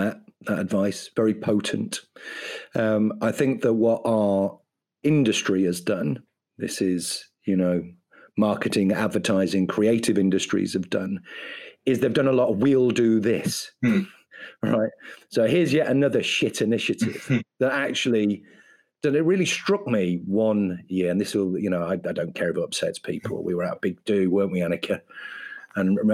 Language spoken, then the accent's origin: English; Ireland; I'm an Irish person.